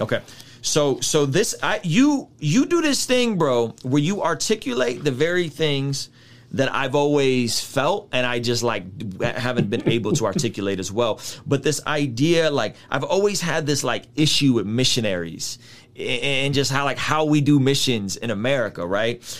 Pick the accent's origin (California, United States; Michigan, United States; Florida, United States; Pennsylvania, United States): California, United States; San Diego; when I grew up in San Diego